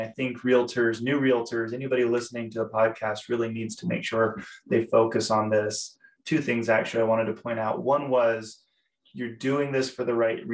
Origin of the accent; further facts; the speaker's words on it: Boise, Idaho, United States; moved away as an adult; now in Utah, United States; I grew up in Boise, Idaho